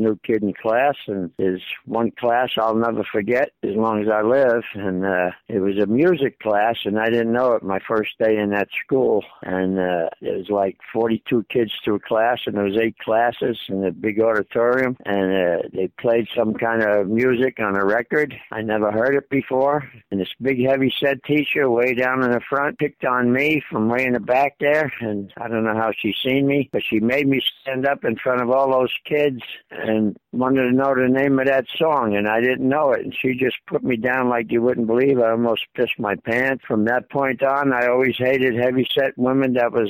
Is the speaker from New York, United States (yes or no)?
yes; New York City, New York, United States; born there; I was born in the Bronx, New York City.